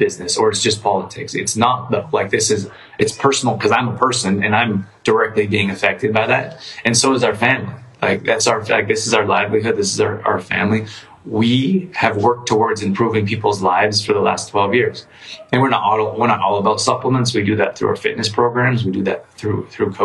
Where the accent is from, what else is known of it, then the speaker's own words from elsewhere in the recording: Calgary, Alberta, Canada; I grew up in Calgary